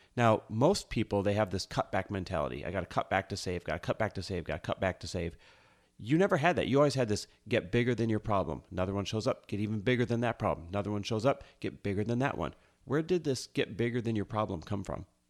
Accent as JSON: {"language": "English", "region": "Midwest", "country": "United States", "tie": "born or raised there", "moved": "yes", "lives_now": "Los Angeles, United States"}